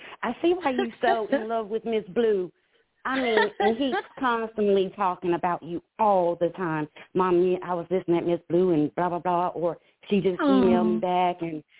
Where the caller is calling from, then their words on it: South Carolina, United States; South Carolina.